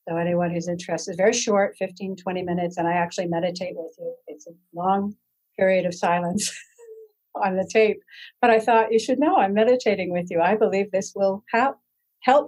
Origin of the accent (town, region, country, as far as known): Canada